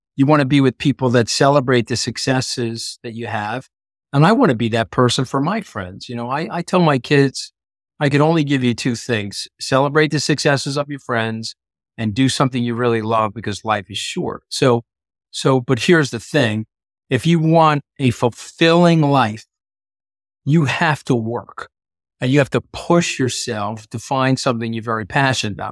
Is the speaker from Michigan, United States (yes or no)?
no; New York, United States; I'm a New Yorker